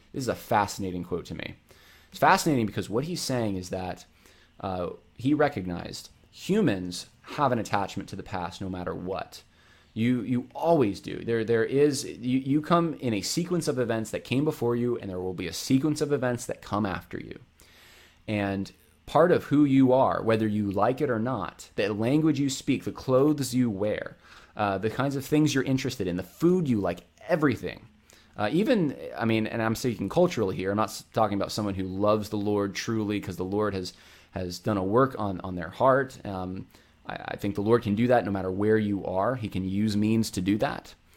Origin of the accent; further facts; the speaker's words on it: Northeast, United States; I grew up in the Northeast